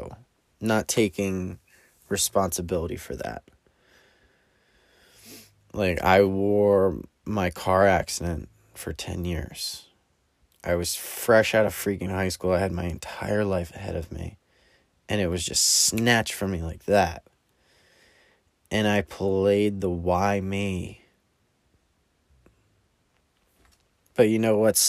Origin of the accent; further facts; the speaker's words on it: New Jersey, United States; I'm from New Jersey